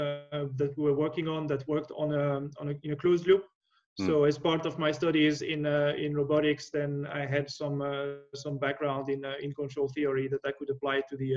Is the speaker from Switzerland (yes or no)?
yes; near Lausanne, Vaud, Switzerland; moved away; I originally from Switzerland, and Lausanne was just next to my hometown